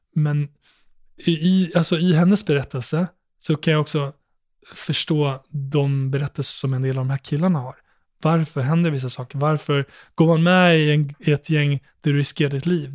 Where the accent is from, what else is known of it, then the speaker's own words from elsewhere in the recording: Borlänge, Dalarna County, Sweden; när jag växte upp i Borlänge